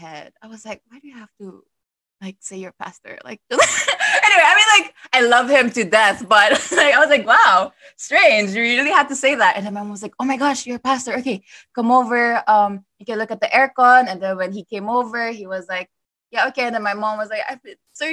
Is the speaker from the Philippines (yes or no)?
yes; Cebu City, Central Visayas, Philippines; I'm from Cebu